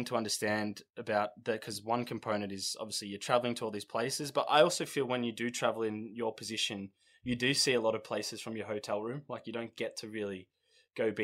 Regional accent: Australia; we come from Australia

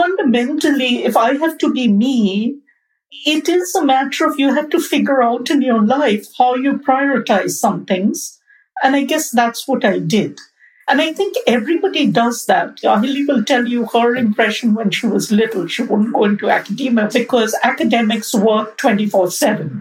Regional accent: Kolkata, West Bengal, India; moved away as an adult; now in United States; where I grew up in Kolkata

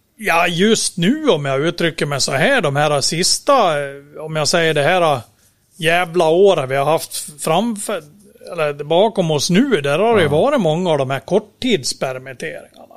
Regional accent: Dalarna County, Sweden; kommer jag från Dalarna och sitter då i Borlänge

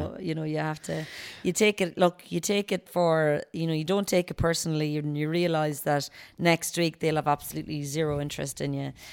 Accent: Knockmore, Connacht, Ireland; I'm born and raised in Gaelic football at home in Knockmore. I was always part of the club.

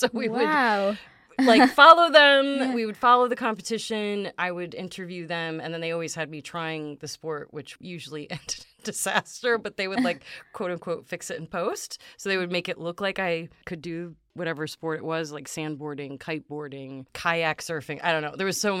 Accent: Chicago, Illinois, United States; I'm originally from the Chicago area.

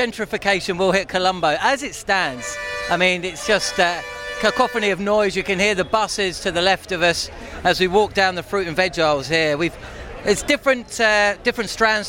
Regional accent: London, United Kingdom; I was a Tooting market man.

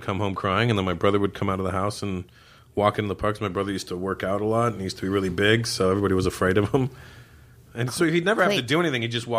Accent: Canada; born or raised there; moved away

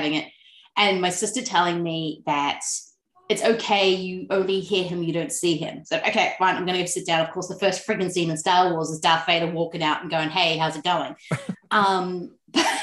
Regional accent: New Zealand; accent: Kiwi; moved away as an adult; now in Melbourne, Australia; I was kind of lucky that in growing up in New Zealand

